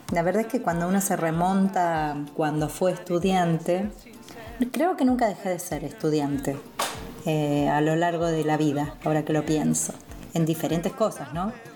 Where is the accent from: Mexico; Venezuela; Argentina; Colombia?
Argentina; Buenos Aires; Yo soy de Buenos Aires